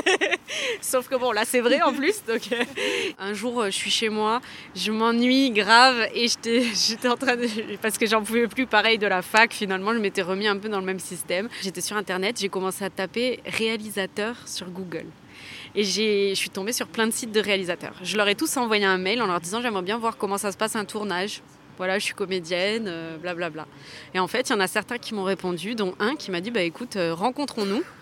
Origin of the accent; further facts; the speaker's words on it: Toulouse, Occitania, France; je suis originaire de Toulouse